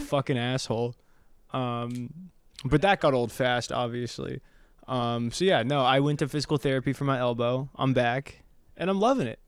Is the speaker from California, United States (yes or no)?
no; Ohio, United States; moved away as an adult; now in Los Angeles, United States; I grew up in Ohio, went to college in Ohio, and then I moved out here right after I graduated